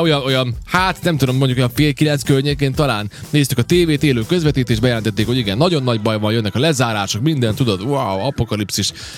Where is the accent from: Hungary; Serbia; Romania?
Serbia; Subotica, Vojvodina; aki különben szabadkai vagyok